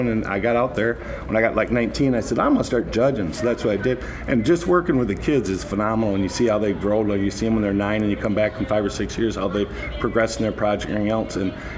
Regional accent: Wisconsin, United States; I grew up in Dalvin, Wisconsin

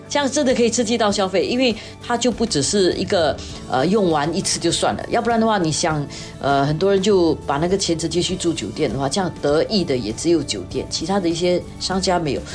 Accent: Singapore; 我们新加坡人

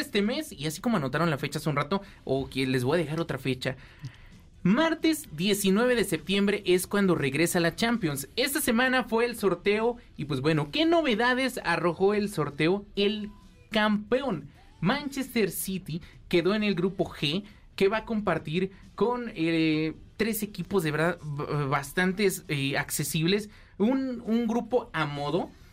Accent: Mexico; nosotros como buenos mexicanos

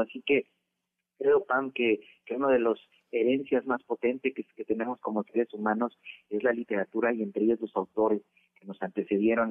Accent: Mexico; como mexicanos, como mexicanas

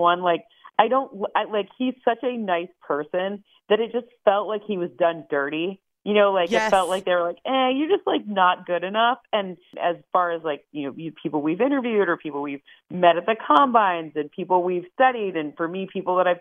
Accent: Michigan, United States; I'm from Michigan

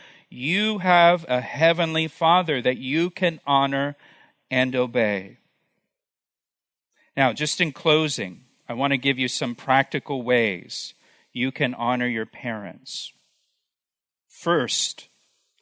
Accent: Florida, United States; when I was a kid growing up in Florida, we lived right along the Florida-Alabama Gulf Coast

